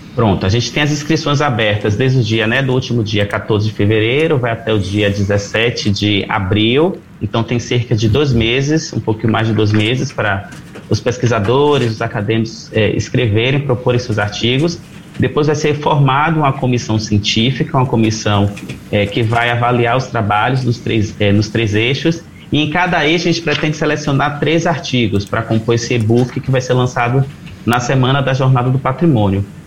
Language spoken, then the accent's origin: Portuguese; Brazil